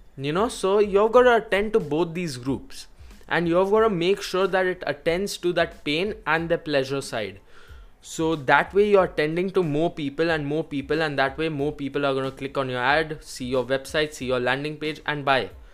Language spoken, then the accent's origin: English; India; I personally am from India